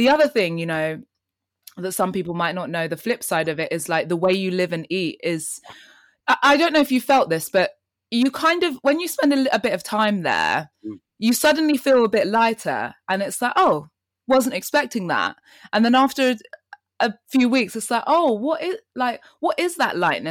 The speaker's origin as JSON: {"language": "English", "region": "London", "country": "United Kingdom", "tie": "born or raised there", "also_born_or_lived": "Kenya", "said": "I was born in Kenya and came to London when I was 3 and then spent all of my life here until I think 18"}